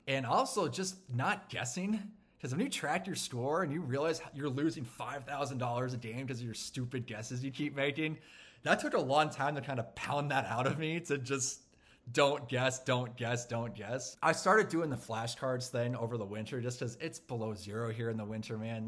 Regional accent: Champaign, Illinois, United States; now in Minneapolis, United States; my hometown in Champaign, Illinois

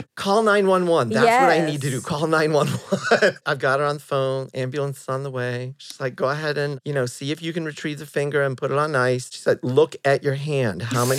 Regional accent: Fort Wayne, Indiana, United States; So I'm from the Midwest as well. Where? Fort Wayne, Indiana, not too far from Detroit. So I grow up in the Midwest.

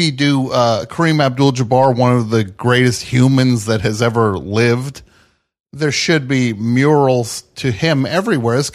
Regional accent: Atlanta, Georgia, United States; now in Los Angeles, United States; No, I'm from Atlanta.

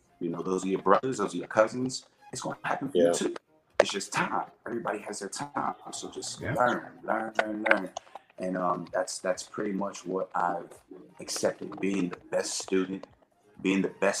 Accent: Atlanta, Georgia, United States; born and raised in Atlanta, Georgia

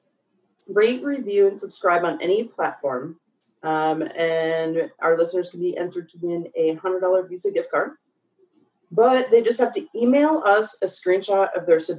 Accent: Joliet, Illinois, United States; I grew up in Joliet

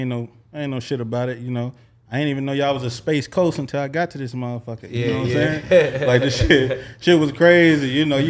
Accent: Little Rock, Arkansas, United States; Yeah, man … man. I hail from Little Rock, Arkansas, man. 501 to the death of me, you know. City boy, country boy, you know, good living, you know.

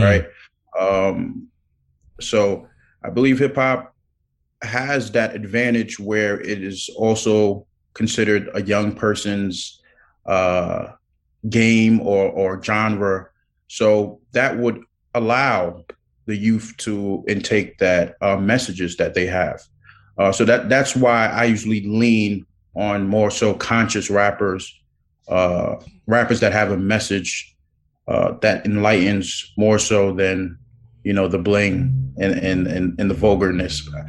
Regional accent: New York City, New York, United States; I was born in Brooklyn

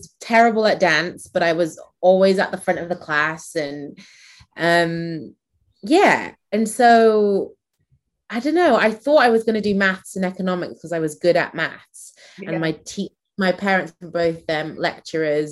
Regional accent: Manchester, North West England, United Kingdom; also born or lived in Nigeria; I grew up in Manchester

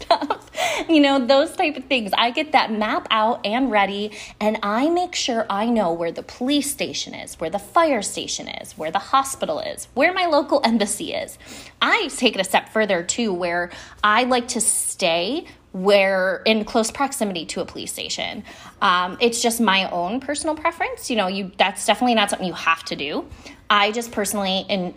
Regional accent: Buffalo, New York, United States; I grew up in Buffalo, New York

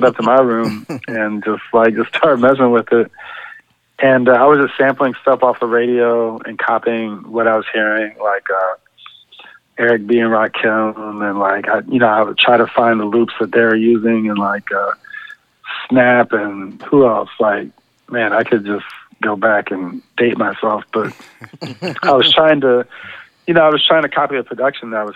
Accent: San Antonio, Texas, United States; I grew up in San Antonio, Texas

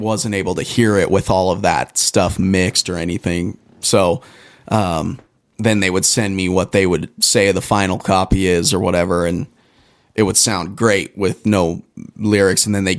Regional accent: Pueblo, Colorado, United States; I'm from Pueblo.

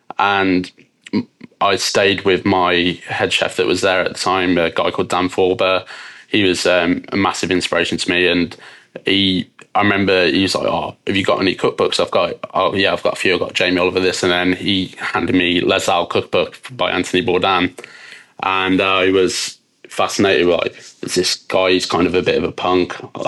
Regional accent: West Midlands, United Kingdom; So as you can probably tell from my accent, I'm from the UK. I was born just outside of Birmingham. So I'm half Scottish, half English.

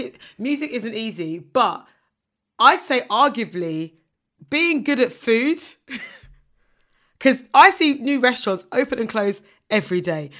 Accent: Ghana; I'm a Ghanaian woman

